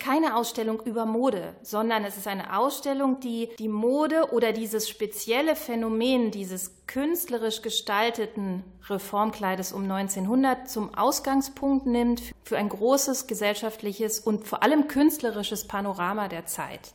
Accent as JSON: {"language": "German", "town": "Krefeld", "region": "North Rhine-Westphalia", "country": "Germany", "tie": "born or raised there", "also_born_or_lived": "Wuppertal", "moved": "as an adult", "said": "Ich bin gebürtige Krefelderin, war aber 30 Jahre in Wuppertal bin jetzt erst wieder hier hingezogen"}